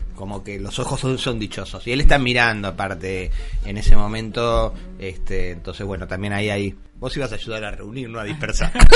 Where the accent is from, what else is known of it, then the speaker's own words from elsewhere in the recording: Argentina; lo que somos los argentinos